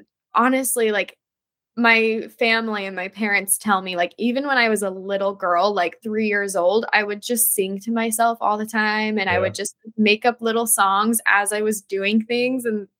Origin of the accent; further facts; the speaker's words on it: Denver, Colorado, United States; also born or lived in Florida; now in Los Angeles, United States; I'm actually originally from Denver, so that's kind of my home state.